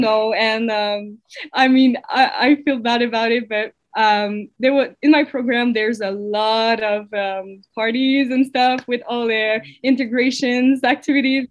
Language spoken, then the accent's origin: English; Waterloo, Quebec, Canada; moved away as an adult; also born or lived in Saguenay; now in Sherbrooke, Canada; I'm from Waterloo, but I've uh, I've studied in Saguenay